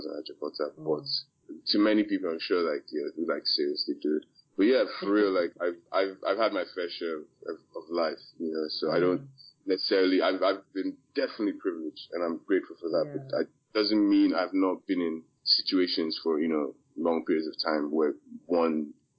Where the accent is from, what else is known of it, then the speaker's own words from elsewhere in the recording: Maryland, United States; also born or lived in Port Harcourt, Nigeria; I was born in Port Harcourt. Shout out to the PH people. I grew up in Maryland, which is like the DMV area. It's the DC, Virginia. I grew up in that area, started elementary school, as we call it.